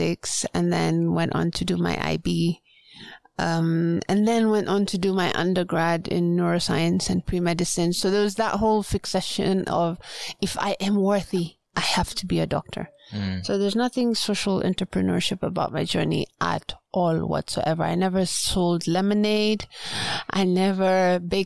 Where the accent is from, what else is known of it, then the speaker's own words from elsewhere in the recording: Pate Island, Lamu County, Kenya; I'm from Lamu, Kenya, from Pate Island, which is on the north coast of Kenya